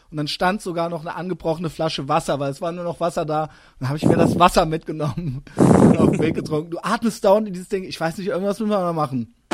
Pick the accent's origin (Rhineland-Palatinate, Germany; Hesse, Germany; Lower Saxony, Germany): Rhineland-Palatinate, Germany; Koblenz; moved away; also born or lived in Cologne / Berlin; gebürtiger Kölner, aber ich komme ja quasi aus Koblenz, das ist ja quasi zwischen Mainz und Köln.